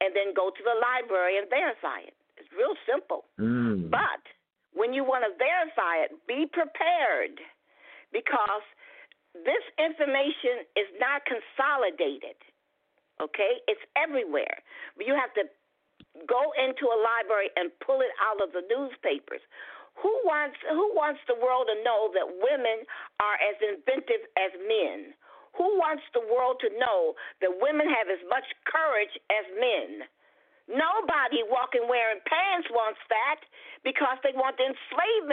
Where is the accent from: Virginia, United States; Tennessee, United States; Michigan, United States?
Michigan, United States; Detroit; I was born in Detroit, Michigan